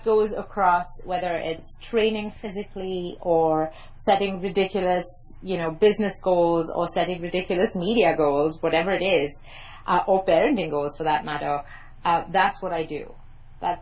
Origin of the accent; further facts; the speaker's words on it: Mumbai, Maharashtra, India; accent: private English school Mumbai accent; first language English; I grew up in Mumbai, by the way, in case you're wondering about my accent.